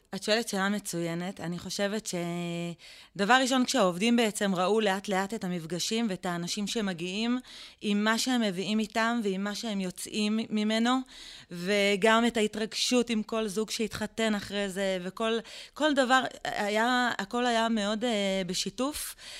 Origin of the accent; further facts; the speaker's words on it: Israel; גדלנו במושב שיתופי